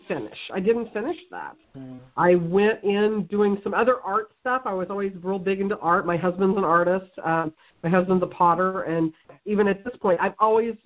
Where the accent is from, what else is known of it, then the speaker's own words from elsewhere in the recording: Missouri, United States; I grew up here in the Midwest, you know, in Missouri. I've lived in Missouri my whole life